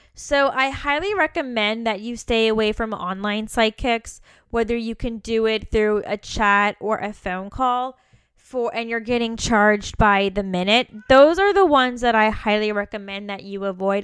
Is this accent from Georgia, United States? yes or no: no; Virginia, United States; moved away; also born or lived in Kentucky / San Francisco; I was from Virginia, that I lived in Kentucky